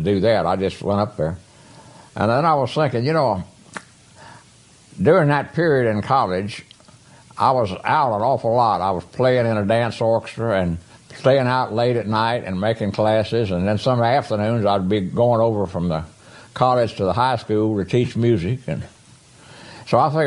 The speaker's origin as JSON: {"language": "English", "town": "Beaumont", "region": "Texas", "country": "United States", "tie": "born or raised there", "also_born_or_lived": "Kilgore, Texas", "said": "I was born in Beaumont"}